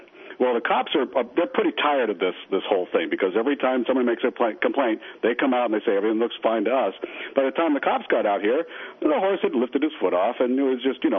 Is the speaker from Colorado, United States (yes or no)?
yes; Colorado, United States; We're from Colorado, and you know, a lot of people don't know Colorado really doesn't have a lot of snow. Not down in the plains. We're in the desert